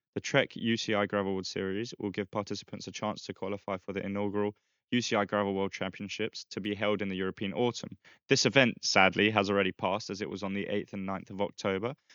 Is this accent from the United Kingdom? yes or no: no; Philippines; now in Spain; my hometown, Philippines